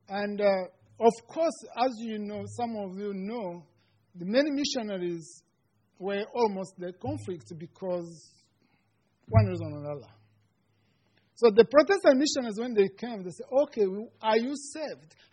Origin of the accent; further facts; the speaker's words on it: Rwanda; first language Kinyarwanda; English is a second language; moved away as an adult; for those who are, don't know me. Uh, I am from Rwanda, uh, in East Africa. I am a student at Concordia Seminary.